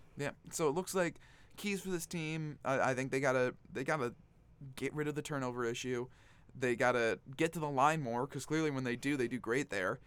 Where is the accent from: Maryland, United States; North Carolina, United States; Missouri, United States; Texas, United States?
North Carolina, United States; Raleigh; my hometown of Raleigh, North Carolina